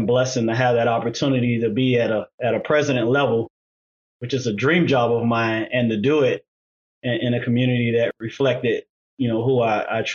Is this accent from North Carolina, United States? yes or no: no; Miami, Florida, United States; now in Chicago, United States; I originally born and raised in Miami, Florida, in Liberty City, Miami, to be exact